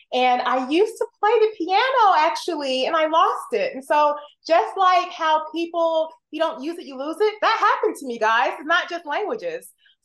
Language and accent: English; Columbia, South Carolina, United States; first language English; being of Jamaican heritage through my parents, that was rare, even there, growing up in Columbia, South Carolina.